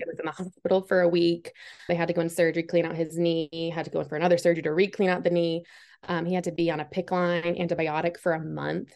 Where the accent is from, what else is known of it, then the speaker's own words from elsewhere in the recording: Massachusetts, United States; moved away as an adult; now in Clemson, United States; I'm born and raised in Massachusetts